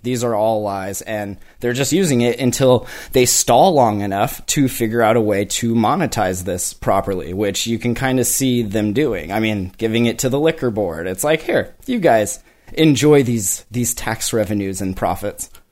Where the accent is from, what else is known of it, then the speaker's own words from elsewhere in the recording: Kalispell, Montana, United States; moved away as an adult; also born or lived in Denver; now in Washington, United States; I live in Washington now, but I'm from Montana.